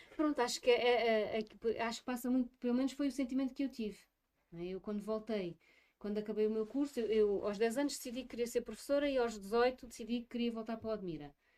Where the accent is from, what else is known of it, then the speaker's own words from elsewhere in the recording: Odemira, Alentejo, Portugal; para o conselho onde eu nasci e onde sempre vivi